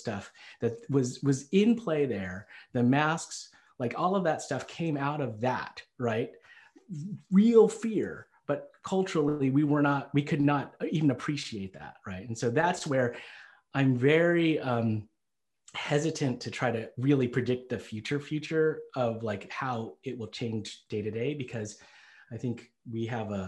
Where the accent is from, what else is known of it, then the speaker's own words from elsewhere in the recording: Selina, Tennessee, United States; I grew up in Tennessee. I was born and raised in Salina, Tennessee